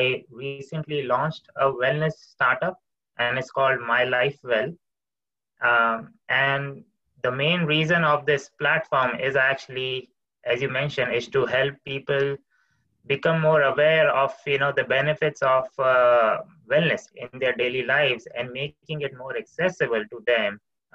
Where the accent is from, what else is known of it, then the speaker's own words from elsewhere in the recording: India; moved away; I come from India